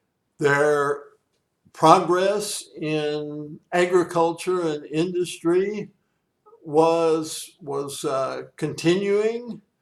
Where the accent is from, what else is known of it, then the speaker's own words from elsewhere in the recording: Missouri, United States; my home state of Missouri.